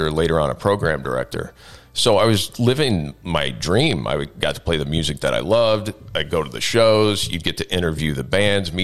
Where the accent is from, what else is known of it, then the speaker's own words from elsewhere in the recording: Knoxville, Illinois, United States; I grew up in Knoxville, Illinois, by Galesburg, if you're familiar with the area, small town, about 3,000 people.